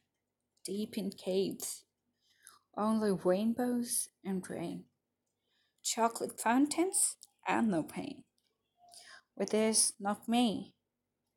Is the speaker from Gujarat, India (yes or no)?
yes; Ahmedabad, Gujarat, India; I'm from Ahmedabad, Gujarat.